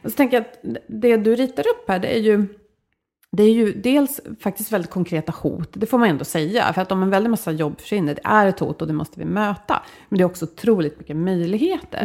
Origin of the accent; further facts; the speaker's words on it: Sweden; vi som svenskar